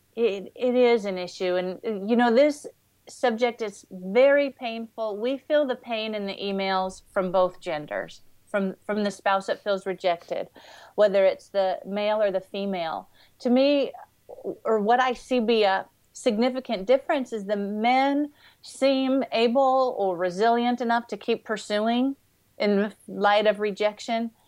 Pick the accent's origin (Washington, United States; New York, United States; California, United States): Washington, United States; growing up in Washington State